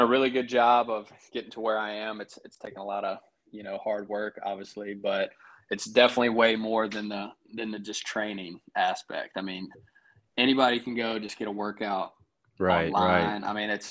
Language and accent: English; Greensboro, North Carolina, United States; now in Raleigh, United States; we're from Greensboro